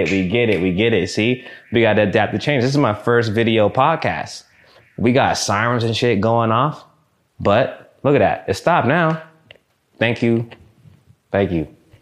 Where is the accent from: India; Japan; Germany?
Japan; born there; also born or lived in Chicago / Mississippi; I was born in Japan. Boom. Up, gone. We in Chicago for 8 months. I was hoping we would live there. Boom. Down in Mississippi.